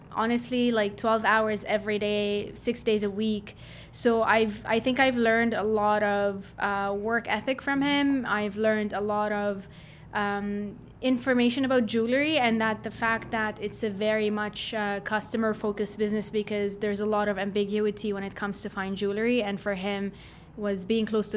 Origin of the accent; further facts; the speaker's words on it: Jordan; moved away as an adult; now in Canada; growing up in Jordan was a lot of fun